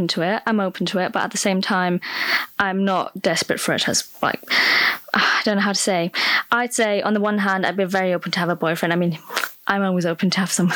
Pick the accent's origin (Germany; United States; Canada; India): Germany; Stuttgart, Baden-Württemberg; moved away as an adult; now in Leeds, United Kingdom; I'm 24 and I'm from Germany, actually. So I'm half English, half German, and I grew up in Stuttgart in the south of Germany